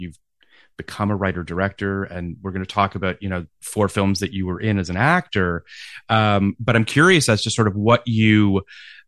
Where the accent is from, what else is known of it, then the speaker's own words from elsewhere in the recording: Toronto, Ontario, Canada; I grew up in Toronto